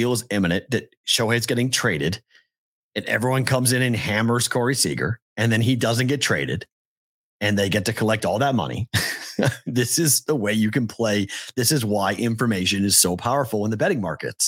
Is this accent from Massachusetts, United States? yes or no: yes; Andover, Massachusetts, United States; now in Las Vegas, United States; I'm from Andover, Massachusetts